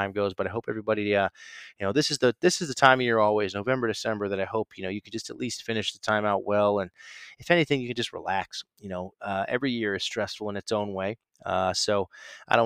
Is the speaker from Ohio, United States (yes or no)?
yes; Stark County, Northeast Ohio, United States; moved away as an adult; also born or lived in Chicago / Nashville; I am officially back in Ohio in the Stark County area. I won't give you the exact place, but Northeast Ohio